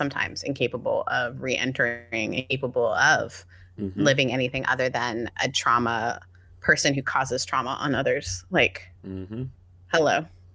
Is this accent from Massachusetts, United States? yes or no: no; Mississippi, United States; Mississippi's going after it, my home state.